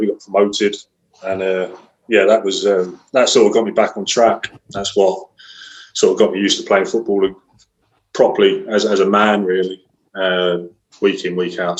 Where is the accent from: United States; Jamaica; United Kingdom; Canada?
United Kingdom; Chelmsford, East of England; I was from Chelmsford originally